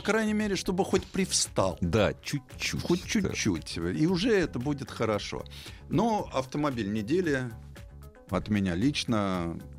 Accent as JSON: {"language": "Russian", "region": "Moscow", "country": "Russia", "said": "Ну, я москвич."}